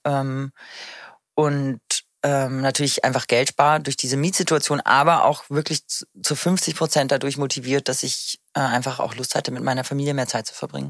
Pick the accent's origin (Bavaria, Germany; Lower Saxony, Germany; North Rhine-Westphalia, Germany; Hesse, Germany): Bavaria, Germany; Munich; now in Berlin, Germany; ich komme ja aus München